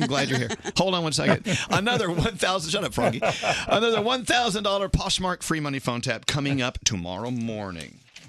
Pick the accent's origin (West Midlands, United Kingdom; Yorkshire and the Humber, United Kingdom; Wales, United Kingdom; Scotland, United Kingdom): Scotland, United Kingdom; You know, I'm a Scottish, you know, drunk. I cried everything.